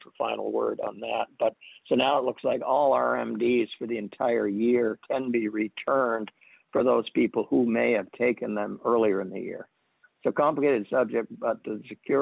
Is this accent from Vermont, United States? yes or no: yes; Vermont, United States; moved away; I'm originally from Vermont, where we're known to be quite tight.